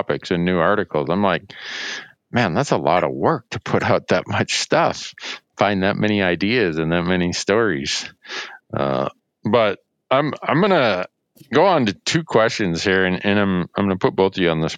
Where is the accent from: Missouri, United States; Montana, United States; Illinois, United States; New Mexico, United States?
Montana, United States; I'm from Montana